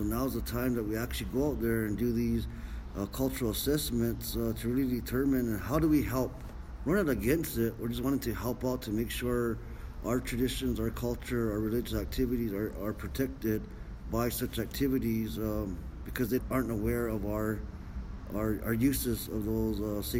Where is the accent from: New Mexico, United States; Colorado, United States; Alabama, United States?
New Mexico, United States; Santa Clara Pueblo